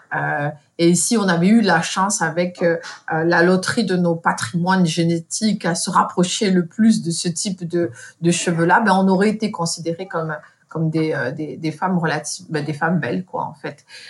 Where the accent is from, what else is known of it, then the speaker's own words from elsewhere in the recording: France; moved away as an adult; also born or lived in Morocco (ancestry); now in Montreal, Canada; Je suis marocaine d'origine, mais née en France